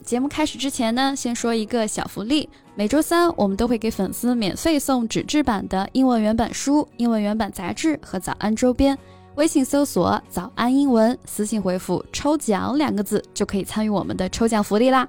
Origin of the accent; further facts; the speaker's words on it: China; 就不得不提一下我们中国人的智慧了